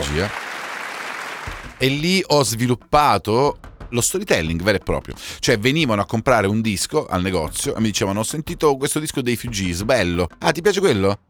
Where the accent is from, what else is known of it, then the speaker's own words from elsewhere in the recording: Calabria, Italy; in quanto calabrese